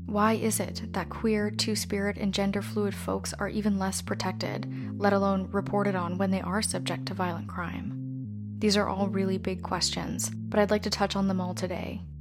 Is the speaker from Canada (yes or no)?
yes; Canada; As a Canadian and descendant of settlers